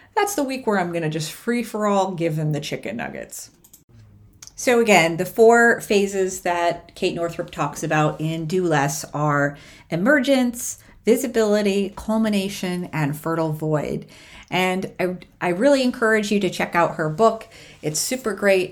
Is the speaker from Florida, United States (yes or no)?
no; New York, United States; moved away; also born or lived in Austin, Texas; growing up in New York